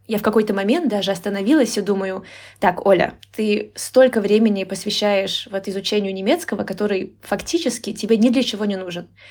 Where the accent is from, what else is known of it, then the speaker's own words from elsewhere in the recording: Moscow Oblast, Russia; moved away as an adult; now in Tbilisi, Georgia; я выросла в Московской области, и училась я э, в Москве, и, то есть я жила в Москве почти 10 лет